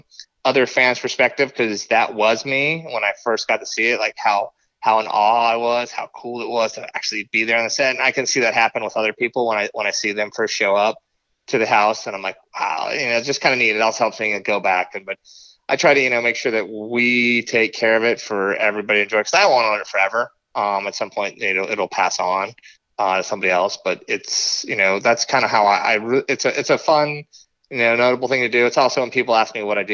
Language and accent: English; Newbury Park, California, United States; I grew up in Newbury Park, California